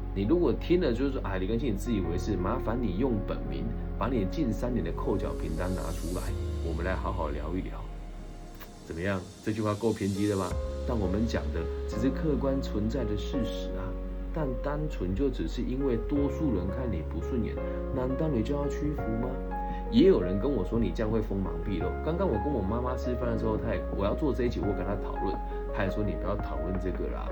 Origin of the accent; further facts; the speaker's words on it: Changhua County, Taiwan; moved away as an adult; also born or lived in Taichung; 我今年好不容易回到了家乡彰化县政府来做青年咨询委员